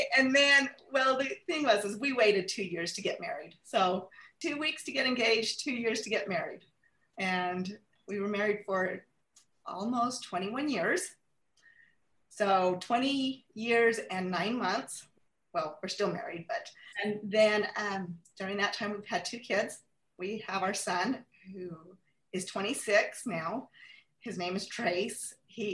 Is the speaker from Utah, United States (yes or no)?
yes; Clinton, Utah, United States; I grew up here locally in Clinton, Utah, attended schools, Fremont, Sunset Junior High, and Clearfield High School